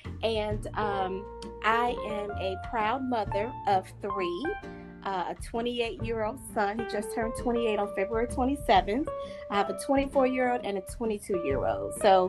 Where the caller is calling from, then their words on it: Atlanta, Georgia, United States; I'm actually calling from Atlanta, Georgia.